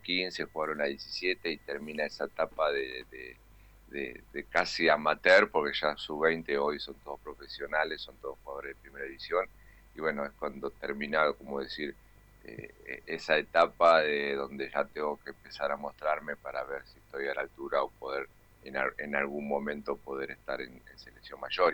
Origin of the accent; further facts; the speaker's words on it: Argentina; como argentino